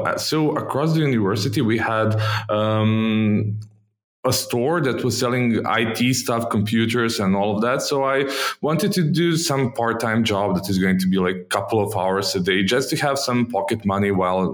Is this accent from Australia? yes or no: no; Belgrade, Serbia; I grew up in Belgrade, Serbia, and most of my childhood I was here.